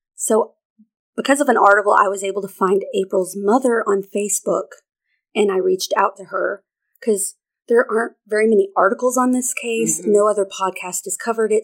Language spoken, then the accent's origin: English; Arkansas, United States; my home state of Arkansas